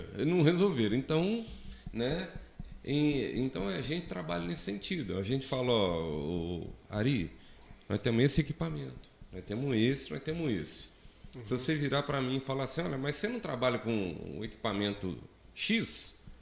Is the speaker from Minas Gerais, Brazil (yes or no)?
yes; Minas Gerais, Brazil; eu sou de cidade uhum. grande, sou de Minas Gerais